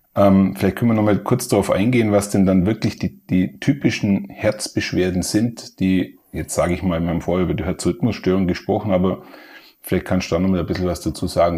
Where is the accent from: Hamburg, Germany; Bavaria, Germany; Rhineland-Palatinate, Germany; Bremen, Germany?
Bavaria, Germany; Allgäu; ich bin ein Allgäuer, dazu steh ich.